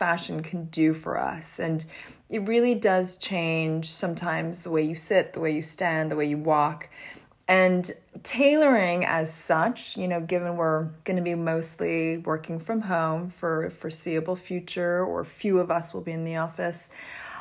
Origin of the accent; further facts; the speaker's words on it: Canada; I grew up in Canada.